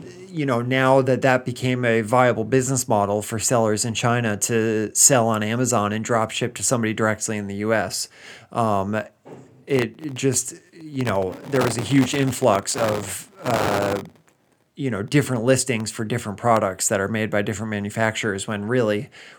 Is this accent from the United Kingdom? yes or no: yes; England, United Kingdom; I'm British from a small town in the middle of England.